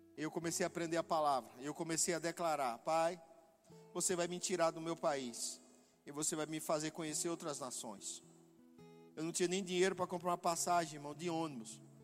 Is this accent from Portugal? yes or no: no; Northeast Region, Brazil; eu sou nordestino